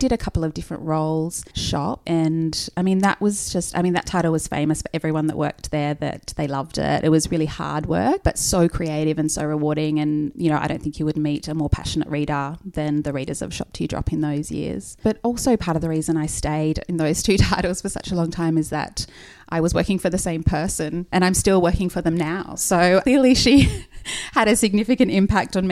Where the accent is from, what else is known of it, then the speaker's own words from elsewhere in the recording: Nelson Bay, New South Wales, Australia; I am from about 2.5 hours north of Sydney in a little town called Nelson Bay in Port Stephens. Grew up on the beach